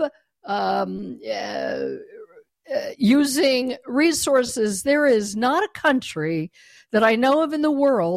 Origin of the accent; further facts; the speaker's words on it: Denver, Colorado, United States; moved away; I was born and raised in Denver, Colorado, but I no longer live there.